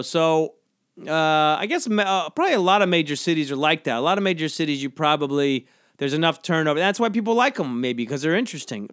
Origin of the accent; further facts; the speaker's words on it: St. Simons, Georgia, United States; moved away; My hometown has a good barbecue. This place, Southern Soul, on Saint Simon's, uh, i-, in, uh, Saint Simon's, Georgia.